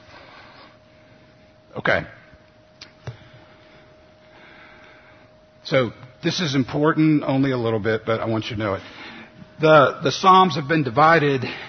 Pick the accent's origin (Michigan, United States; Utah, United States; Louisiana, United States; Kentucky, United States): Louisiana, United States; New Orleans; moved away as an adult; also born or lived in Memphis, Tennessee; I grew up in New Orleans and grew up Catholic